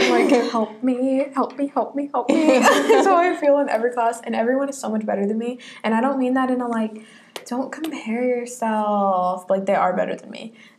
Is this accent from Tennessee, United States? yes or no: yes; Middle Tennessee, United States; I'm from Middle Tennessee.